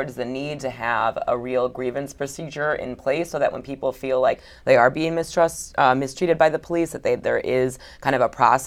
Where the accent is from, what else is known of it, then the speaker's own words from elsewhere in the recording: Midwest, United States; as a Midwesterner myself